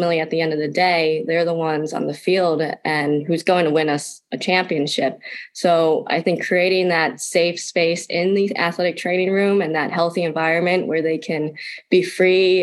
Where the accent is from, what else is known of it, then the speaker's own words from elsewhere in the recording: New Jersey, United States; I grew up in a small town in New Jersey.